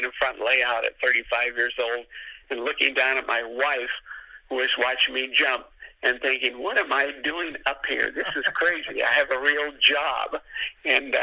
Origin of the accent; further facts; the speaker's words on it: the Northwest, Pacific Northwest, United States; I grew up in the Northwest and I started skiing at 15 years old